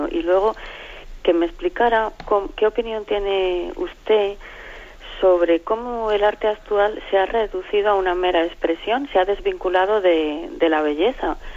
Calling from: Palencia, Castile and León, Spain; de Palencia.

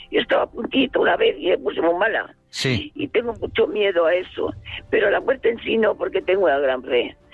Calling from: Valdepeñas, Castilla-La Mancha, Spain; de Valdepeñas.

